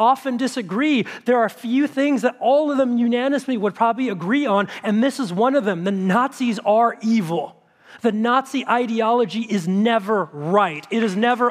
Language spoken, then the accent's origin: English; United States; as an American citizen